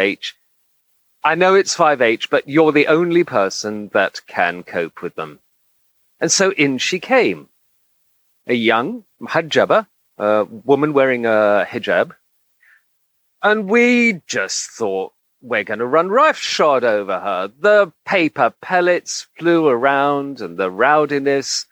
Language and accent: English; Egypt; moved away as an adult; I grew up in Egypt. I spent my formative years there between 6 and 18.